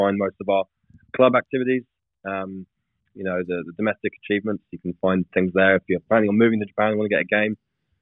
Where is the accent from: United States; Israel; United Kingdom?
United Kingdom; England; I'm an Englishman